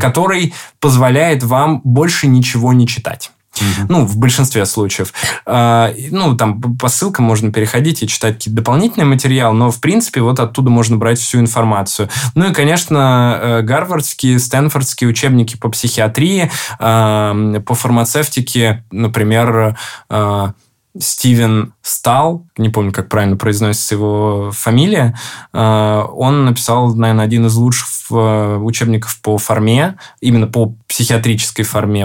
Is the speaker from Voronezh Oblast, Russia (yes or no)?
no; Ryazan, Ryazan Oblast, Russia; moved away; Рязани, откуда я родом